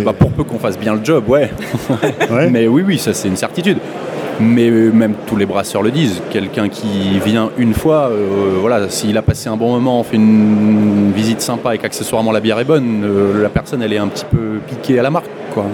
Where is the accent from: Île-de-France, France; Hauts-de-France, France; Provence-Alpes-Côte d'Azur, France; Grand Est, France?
Hauts-de-France, France; Lille; je suis de Lille